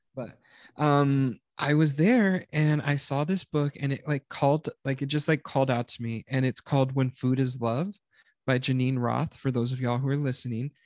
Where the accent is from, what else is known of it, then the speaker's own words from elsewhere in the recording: South Texas, United States; we grew up in South Texas